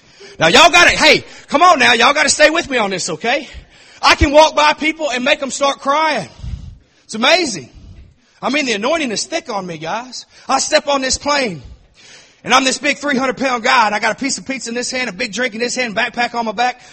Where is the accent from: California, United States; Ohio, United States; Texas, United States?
Texas, United States; I'm from Texas